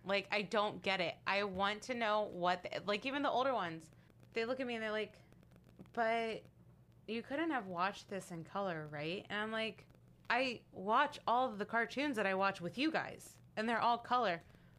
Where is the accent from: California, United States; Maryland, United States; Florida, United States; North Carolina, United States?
Maryland, United States; Baltimore